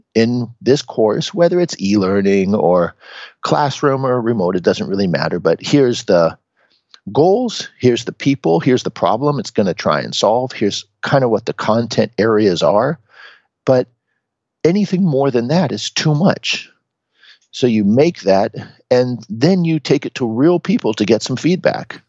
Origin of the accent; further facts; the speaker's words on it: Seattle, Washington, United States; moved away as an adult; now in Japan; I'm originally from Seattle in the United States. I was born and raised as just a, a regular guy there.